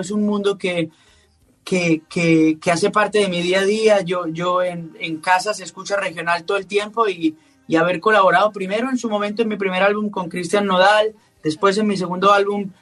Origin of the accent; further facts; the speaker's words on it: Colombia; a mí como colombiano me llena de orgullo